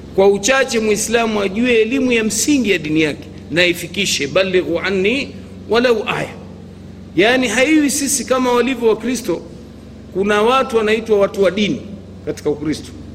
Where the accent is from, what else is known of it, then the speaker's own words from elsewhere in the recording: Bonde, Tanga Region, Tanzania; kule kwetu Bonde